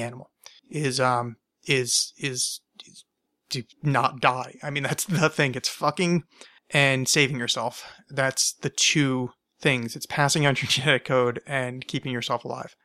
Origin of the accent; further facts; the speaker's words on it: United States; as an American